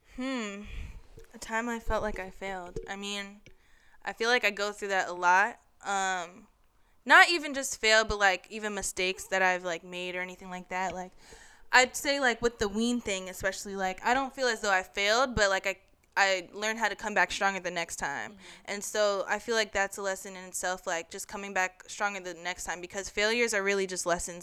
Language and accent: English; New York, United States; moved away as an adult; also born or lived in Hampton, Virginia; I am a junior strategic communications major here at Hampton University, and I'm from New York